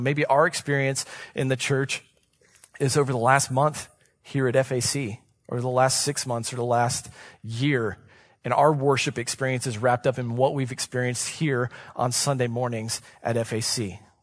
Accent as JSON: {"language": "English", "town": "Columbus", "region": "Ohio", "country": "United States", "tie": "born or raised there", "said": "I was born and raised in Columbus, Ohio"}